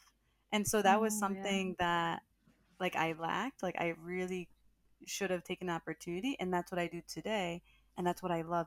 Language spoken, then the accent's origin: English; Cleveland, Ohio, United States; moved away as an adult; also born or lived in Columbus, Ohio / New York City; I was from Ohio. So like I grew up in Ohio, but of course I'm Latina. My parents are Salvadoran and Honduran